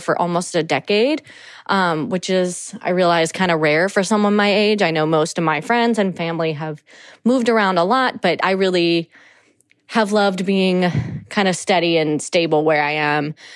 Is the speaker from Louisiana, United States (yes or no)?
yes; New Orleans, Louisiana, United States; I'm from New Orleans, Louisiana